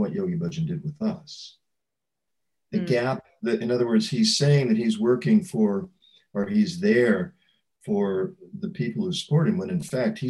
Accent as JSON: {"language": "English", "town": "St. Louis", "region": "Missouri", "country": "United States", "also_born_or_lived": "Canada", "moved": "as an adult", "said": "I was from St. Louis"}